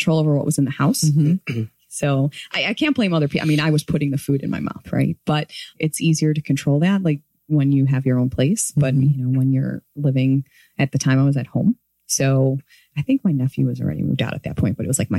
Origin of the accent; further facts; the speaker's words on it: Morton Grove, Illinois, United States; I grew up in Morton Grove